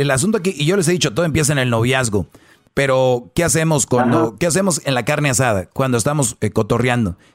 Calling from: Beachwood, New Jersey, United States; Ah, le estoy llamando de Beachwood, New Jersey.

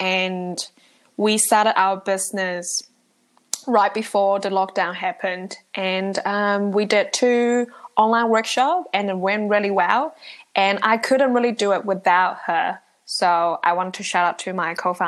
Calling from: Auckland, New Zealand; I'm calling in from Auckland, New Zealand.

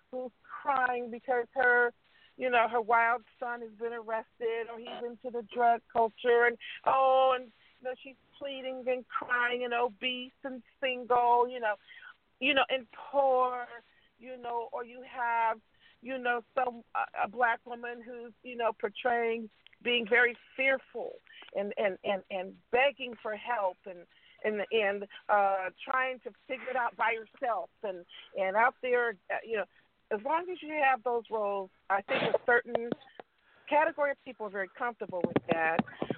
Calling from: West Coast, United States; I'm stuck in traffic. It's horrible. But anyway, and I'm calling from the West Coast.

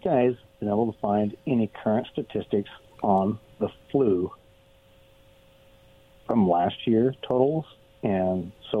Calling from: Richland, Washington, United States; Hey, guys, it's … from Richland.

